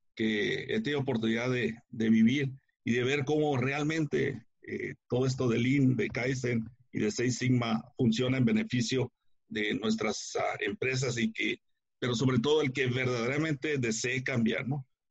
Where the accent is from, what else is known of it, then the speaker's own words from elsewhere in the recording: Guadalajara, Jalisco, Mexico; moved away as an adult; now in United States; soy mexicano eh, de, del área de, Guadalajara, pero me vine para acá, para Estados Unidos, eh, a finales de los 70.